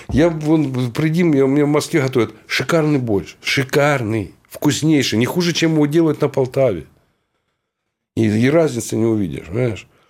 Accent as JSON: {"language": "Russian", "town": "Horlivka", "region": "Donetsk Oblast", "country": "Ukraine", "tie": "born or raised there", "said": "в родной город, благословенный, Богом данный, город Горловка"}